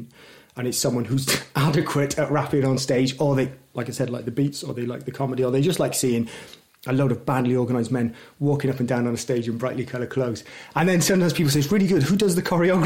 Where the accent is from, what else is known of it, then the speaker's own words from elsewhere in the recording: Newport, Wales, United Kingdom; we're all from Newport